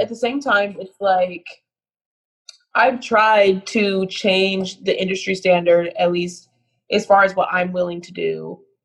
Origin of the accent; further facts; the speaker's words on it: United States; an American